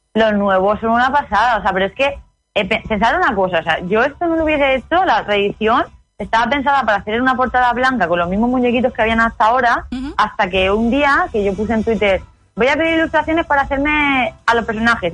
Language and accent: Spanish; Vega Baja, Alicante, Valencian Community, Spain; de ahí de la Vega Baja, de Alicante, de donde yo soy